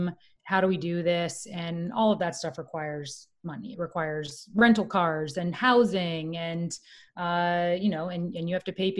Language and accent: English; Florida, United States; now in New York City, United States; I'm from Florida.